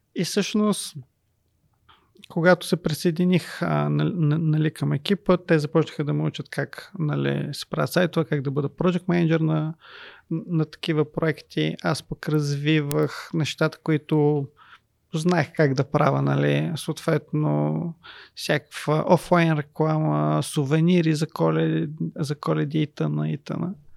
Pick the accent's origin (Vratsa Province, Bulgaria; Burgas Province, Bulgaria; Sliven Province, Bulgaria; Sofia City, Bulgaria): Sofia City, Bulgaria; Sofia; Аз израснах в Люлин